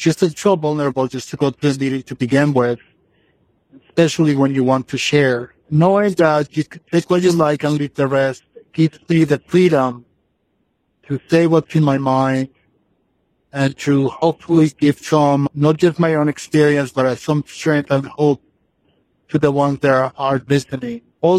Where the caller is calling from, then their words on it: Los Angeles, California, United States; I'm calling you from California. I live in Los Angeles.